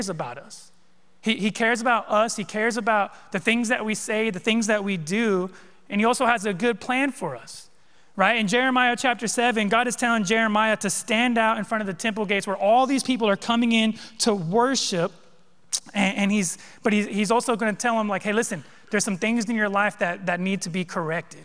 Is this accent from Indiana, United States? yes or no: no; California, United States; moved away; I grew up in California, all right? West Coast boy